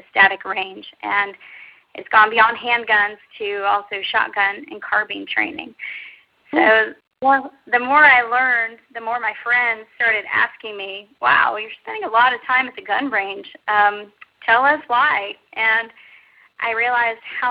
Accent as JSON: {"language": "English", "region": "Texas", "country": "United States", "tie": "born or raised there", "said": "I grew up in Texas"}